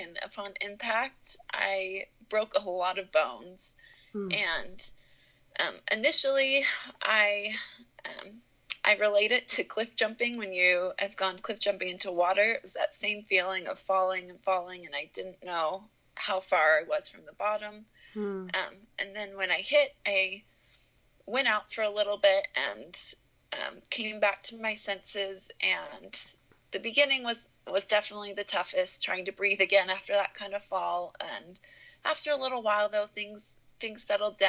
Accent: Chicago, Illinois, United States; moved away as an adult; now in Logan, United States; I'm from Chicago, so I didn't have time to fly home to see my family

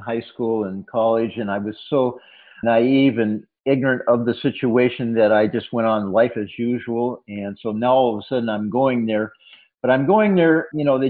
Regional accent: San Diego, California, United States; also born or lived in Boston / Washington State; now in Maine, United States; I was raised in San Diego. My family is originally from Washington State. My father was getting his PhD in sociology in Boston when I was born. But basically, I was raised in San Diego and grew up with a surfboard.

